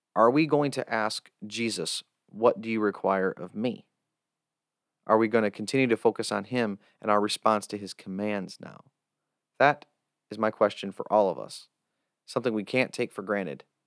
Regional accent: United States; as an American

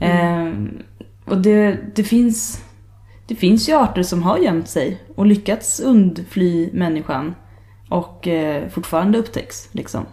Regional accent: Sweden; jag var från Sverige

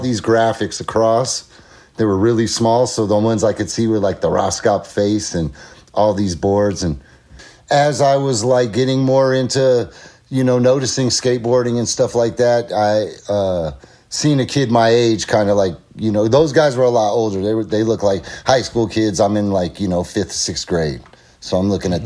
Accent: El Cerrito, California, United States; I grew up in a town called El Cerrito, California, which is like in the East Bay

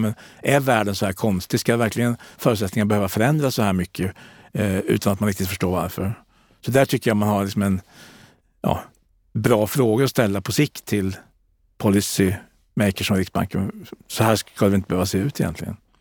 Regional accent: Sweden; där jag kommer ifrån i Kalmar och Kronobergs län

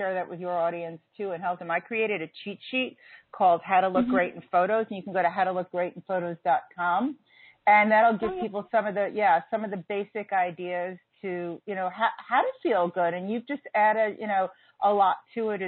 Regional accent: New York City, New York, United States; also born or lived in Wyoming; I'm a native New Yorker

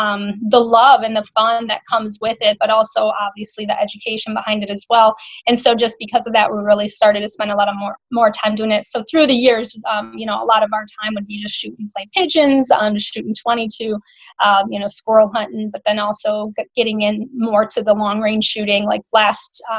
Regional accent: Melrose, Wisconsin, United States; I'm from Melrose, Wisconsin

